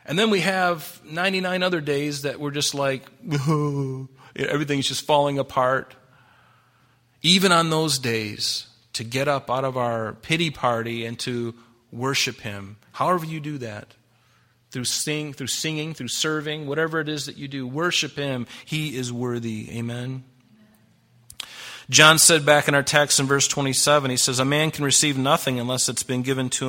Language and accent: English; United States; I'm a Christian first, and I'm an American second